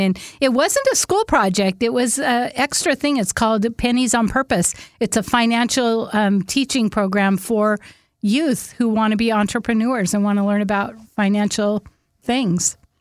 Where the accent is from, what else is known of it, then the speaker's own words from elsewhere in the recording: Whidbey Island, Washington, United States; I'm from Whidbey Island